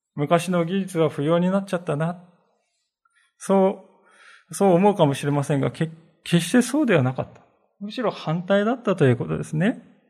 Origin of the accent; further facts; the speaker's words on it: Japan